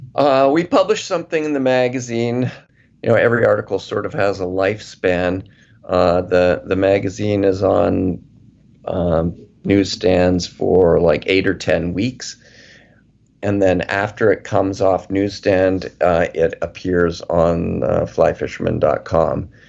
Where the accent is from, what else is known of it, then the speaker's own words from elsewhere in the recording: Calgary, Alberta, Canada; I grew up in Calgary